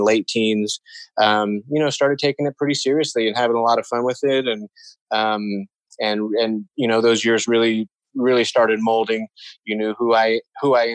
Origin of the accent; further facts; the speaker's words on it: Colorado, United States; moved away as an adult; I was born and raised here in Colorado